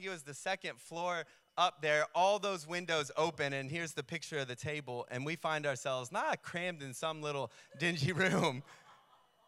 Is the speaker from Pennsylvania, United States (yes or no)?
no; New York, United States; I was from New York